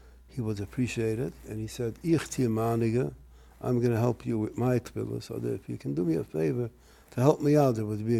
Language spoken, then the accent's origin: English; New York City, New York, United States; I come from Borough Park. I grew up in New York City